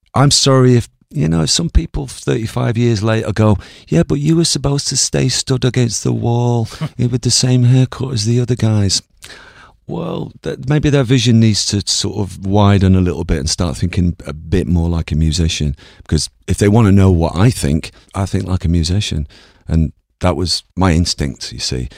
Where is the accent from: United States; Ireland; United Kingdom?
Ireland; I'm Irish.